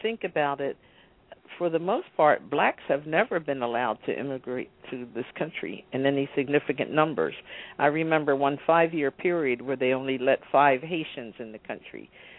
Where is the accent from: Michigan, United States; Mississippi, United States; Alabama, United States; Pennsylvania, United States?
Pennsylvania, United States; Philadelphia; When I grew up in Philadelphia, I remember the teacher saying, oh, look at the base of the Statue of Liberty.